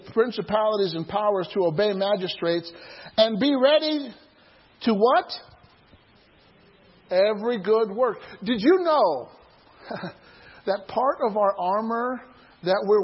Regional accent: near Starved Rock State Park, Illinois, United States; There's a state park nearby where I grew up called Starved Rock.

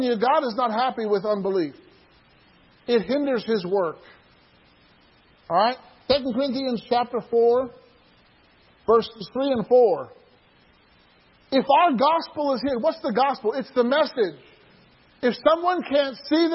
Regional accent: Atlanta, Georgia, United States; my hometown in Atlanta, Georgia

